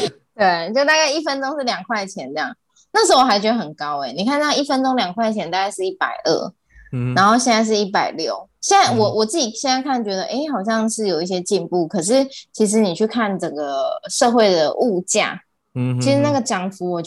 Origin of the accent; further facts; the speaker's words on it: Taiwan; 就是我们台对我们台湾人很多会到澳洲去打工留学